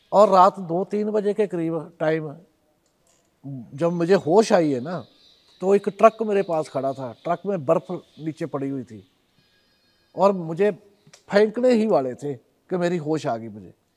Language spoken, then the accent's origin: Hindi; Punjab, India; हमारे इधर पंजाबी में